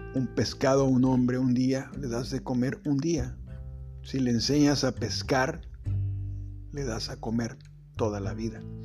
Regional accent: Acapulco, Guerrero, Mexico; yo soy originario de Acapulco

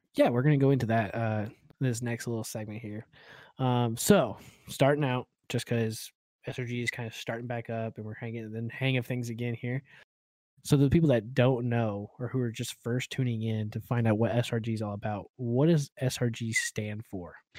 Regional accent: Oklahoma, United States; moved away; I'm originally from Oklahoma

